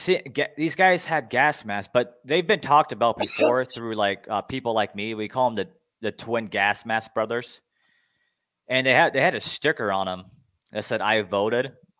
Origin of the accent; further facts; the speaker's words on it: Arizona, United States; I'm from Arizona where the weather's nice.